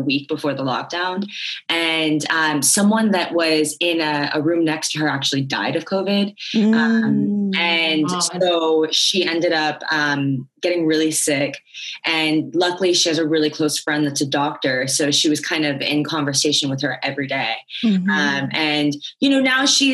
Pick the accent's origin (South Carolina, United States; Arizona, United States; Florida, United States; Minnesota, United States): Florida, United States; Miami; moved away as an adult; now in Los Angeles, United States; I'm originally from Miami, but Florida